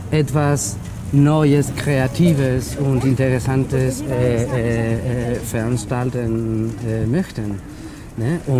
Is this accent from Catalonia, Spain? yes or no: no; Extremadura, Spain; Ich komme eigentlich aus Extremadura.